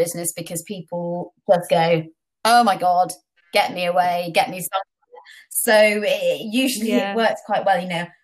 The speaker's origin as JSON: {"language": "English", "country": "Portugal", "tie": "born or raised there", "moved": "yes", "said": "I grew up in Portugal, still have family there"}